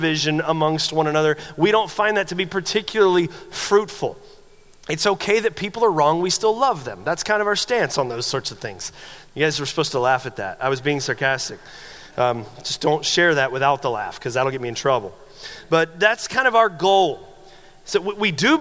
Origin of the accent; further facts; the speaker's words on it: the South, United States; I grew up in the South, conservative Southern Baptist church.